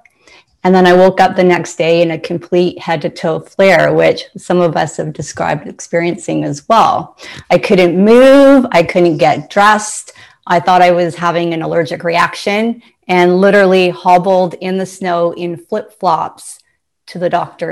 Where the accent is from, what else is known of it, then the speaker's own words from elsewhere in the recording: Ontario, Canada; Ontario. I'm from Canada